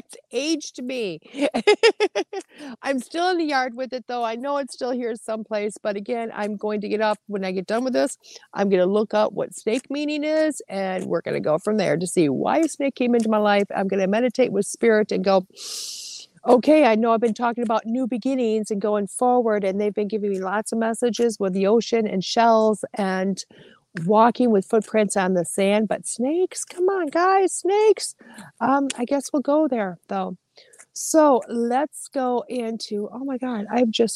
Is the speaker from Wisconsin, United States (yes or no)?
yes; Wisconsin, United States; I'm from Wisconsin.